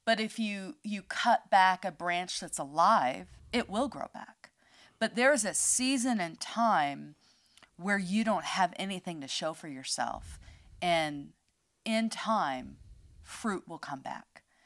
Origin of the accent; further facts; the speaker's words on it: United States; moved away; I'm an American.